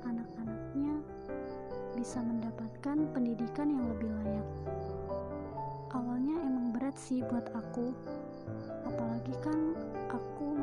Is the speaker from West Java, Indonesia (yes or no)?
no; Lampung, Indonesia; Usiaku 18 tahun dan aku dari Lampung Tengah.